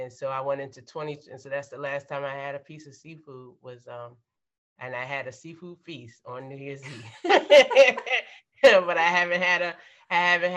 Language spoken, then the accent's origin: English; Maryland, United States; we grew up in Maryland.